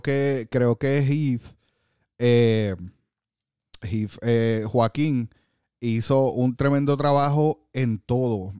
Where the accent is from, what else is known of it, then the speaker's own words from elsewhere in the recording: Puerto Rico; now in Orlando, United States; En Puerto Rico, eh, mi isla que la amo con todo corazón y soy orgulloso de ser boricua